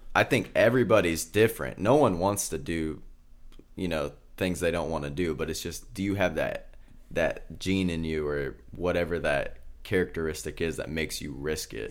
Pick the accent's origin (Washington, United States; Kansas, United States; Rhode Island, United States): Kansas, United States; Grew up in Kansas